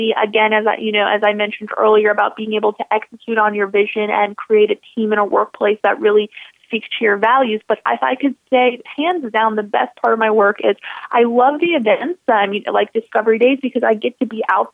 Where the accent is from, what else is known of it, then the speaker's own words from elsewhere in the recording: Buffalo, New York, United States; growing up in Buffalo